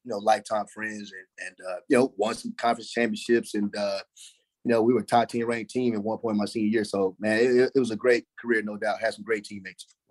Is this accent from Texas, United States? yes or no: yes; Dallas, Texas, United States; I grew up, I mean, I grew up right there in the Dallas Fort Worth area.